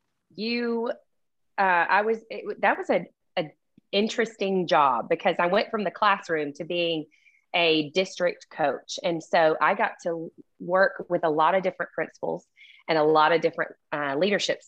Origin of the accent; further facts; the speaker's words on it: Birmingham, Alabama, United States; accent: thick Southern; also born or lived in Athens, Alabama; I lived in Birmingham before that.